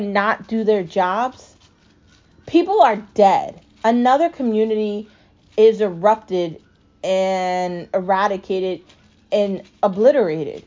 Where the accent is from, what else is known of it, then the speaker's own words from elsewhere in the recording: United States; I'm also an American